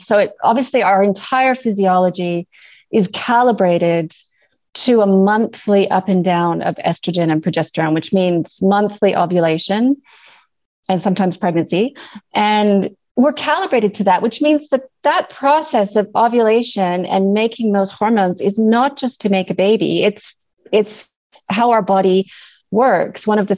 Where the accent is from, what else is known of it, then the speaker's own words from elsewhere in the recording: Canada; accent: mixed; now in New Zealand; So as you can hear from my mixed accent, I'm Canadian originally. I now live in New Zealand, which is sort of why I have this complicated accent.